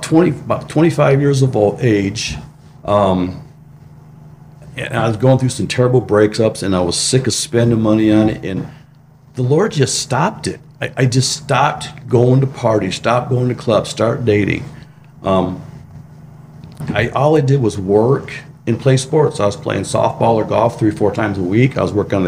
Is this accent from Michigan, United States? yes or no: yes; Michigan, United States; I grew up in a small town in Michigan